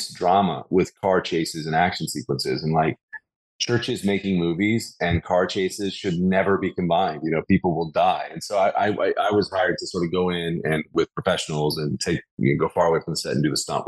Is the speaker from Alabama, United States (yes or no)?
yes; Birmingham, Alabama, United States; from the South, born and raised in Birmingham, Alabama